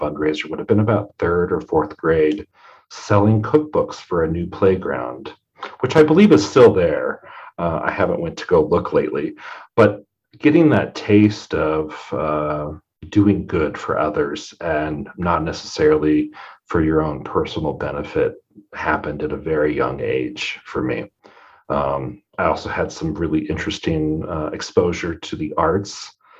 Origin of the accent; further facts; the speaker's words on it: Custer County, north of Broken Bow, Nebraska, United States; moved away as an adult; now in Scottsbluff, United States; I was raised in Custer County, north of Broken Bow.